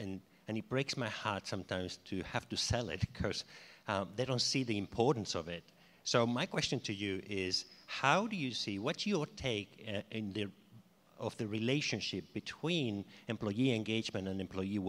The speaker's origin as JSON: {"language": "English", "town": "Sydney", "region": "New South Wales", "country": "Australia", "said": "And Sydney."}